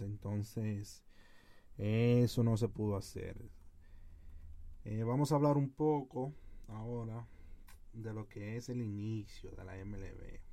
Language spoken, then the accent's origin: Spanish; Dominican Republic; como jóvenes y dominicanos que somos como dominicanos que somos